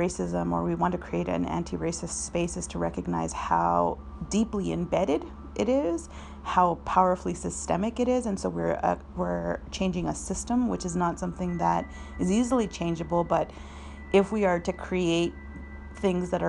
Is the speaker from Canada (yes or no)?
yes; southern Alberta, Canada; moved away as an adult; also born or lived in Chile / Argentina; now in Victoria, Canada; I am from the Andean region of Chile and traditionally called Waimapu. My family was exiled to Argentina and then immigrated to Canada after the military coup in Chile. So I've been in Canada for several decades now, and I grew up here. I grew up on Blackfoot Territory, which is in southern Alberta